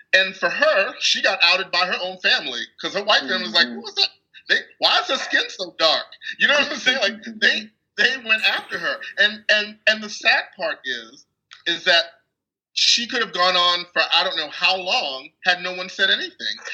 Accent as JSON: {"language": "English", "region": "Texas", "country": "United States", "tie": "born or raised there", "said": "growing up in this country, especially because I grew up in Texas"}